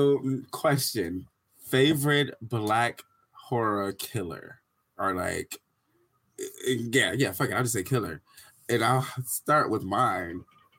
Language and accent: English; Detroit, Michigan, United States; now in Arizona, United States; so coming from Detroit to Arizona, it was such a fucking culture shock. So it was like literally the year I moved out here